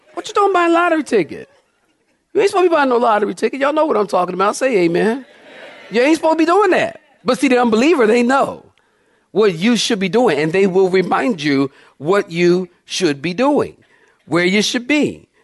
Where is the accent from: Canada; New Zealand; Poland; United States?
United States; Philadelphia, Pennsylvania; I'm from Philly